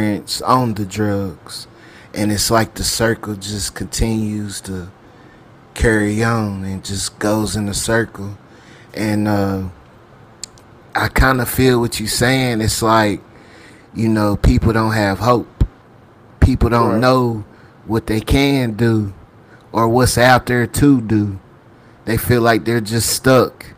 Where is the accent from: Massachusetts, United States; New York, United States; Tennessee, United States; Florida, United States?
Tennessee, United States; Knoxville; I grew up in Knoxville